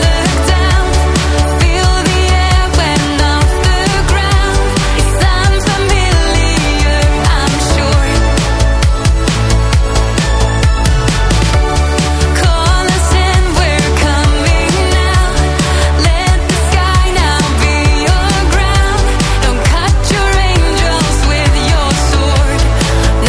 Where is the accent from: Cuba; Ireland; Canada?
Canada; I'm Canadian